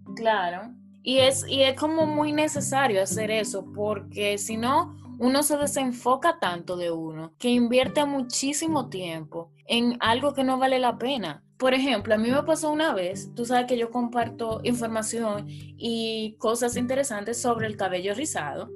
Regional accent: Dominican Republic; moved away as an adult; also born or lived in Santo Domingo; now in England; yo me encuentro en Inglaterra, pero las dos somos dominicanas.

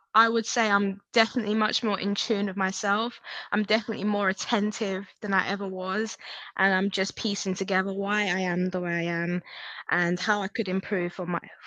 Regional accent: Hertfordshire, East of England, United Kingdom; also born or lived in North London / Nigeria; I grew up in North London, and at a very early age, I moved to Hertfordshire

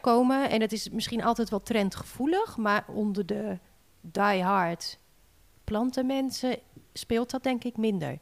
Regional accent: Sint Annaparochie, Friesland, Netherlands; moved away as an adult; now in Harlingen, Netherlands; Ja, Sint Anna Parochie. Hele mond vol. Dat is ehm, nou, helemaal bovenin, Friesland, het noorden. Mijn ouders wonen daar ook nog, ik ben daar opgegroeid.

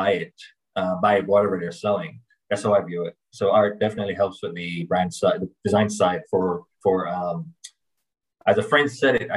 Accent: Kingston, Jamaica; I'm from Kingston, Jamaica, but I'm a co-founder of an agency that works out of Miami, globally from there

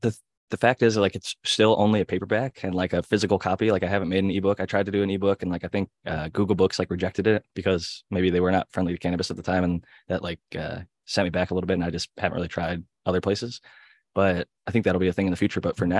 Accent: Cleveland, Ohio, United States; Ohio boy growing up in Cleveland

